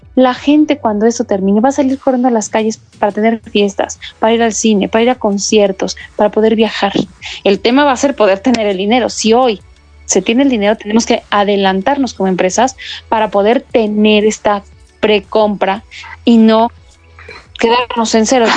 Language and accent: Spanish; Mexico